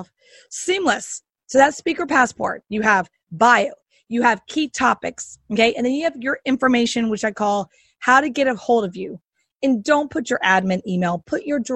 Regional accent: the South, United States; I'm from the South

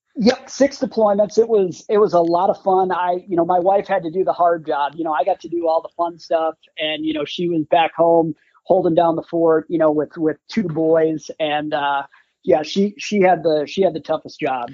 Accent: Green Bay, Wisconsin, United States; I grew up in Green Bay, Wisconsin

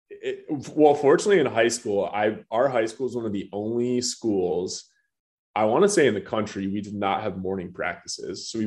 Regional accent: Birmingham, Michigan, United States; moved away; so from Birmingham, Michigan initially um, I was the youngest of four kids.

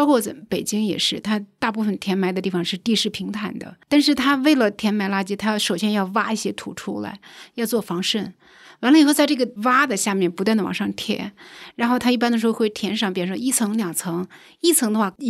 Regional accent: Hebei, China; moved away as an adult; also born or lived in Canada / Southern California, United States / Beijing; now in Shangrao, China; 因为我小时候在华北地区的乡村长大， 啊，河北， 河北，对，那个时候的生长的环境自然条件非常好

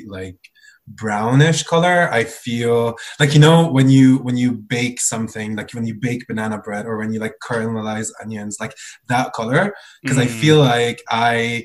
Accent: Lebanon; moved away as an adult; now in Canada; I was born and raised in Lebanon. I moved to Canada around 2 years ago

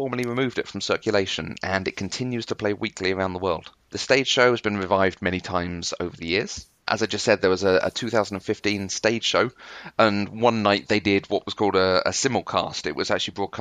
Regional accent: United Kingdom; I'm very British

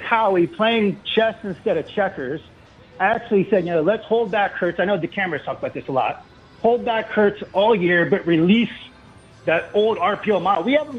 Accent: Medford, New Jersey, United States; I'm also from Medford

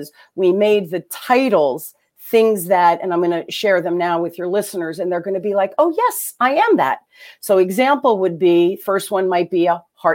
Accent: Newark, New Jersey, United States; accent: Jersey; I grew up in Jersey. I grew up in Jersey and Newark, you know, during the riots.

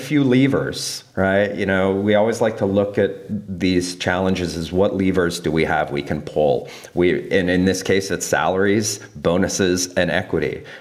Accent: Colorado, United States; moved away; my home state, Colorado

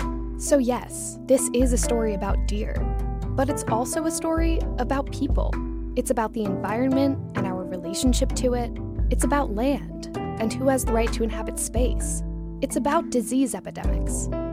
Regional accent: Sag Harbor, New York, United States; I was born and raised in Sag Harbor, New York. Some call this area the East End. Some call it the Hamptons. I call it home.

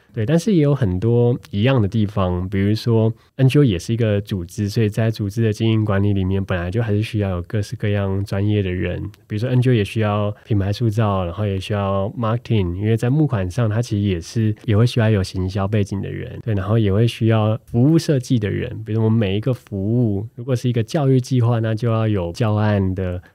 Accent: Taiwan; 他们知道我从台湾来

